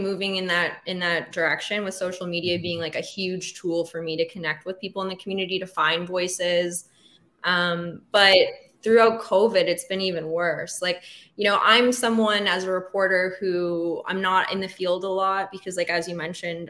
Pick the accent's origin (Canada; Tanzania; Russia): Canada; Windsor, Ontario; also born or lived in Toronto; coming from Windsor, I grew up outside Windsor in River Kennard, in between Windsor and Amherstburg there